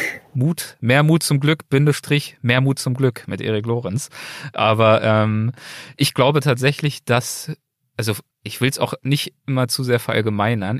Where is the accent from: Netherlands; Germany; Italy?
Germany; Berlin; moved away as an adult; now in Los Angeles, United States; Berlin ist mein Geburtsort. Berlin ist der Ort, an dem ich aufgewachsen bin